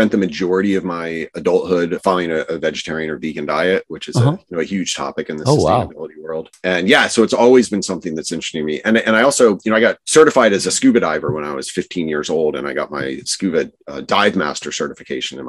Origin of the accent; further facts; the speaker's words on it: New Jersey, United States; And I grew up in New Jersey, right. Which is a funny state to grow up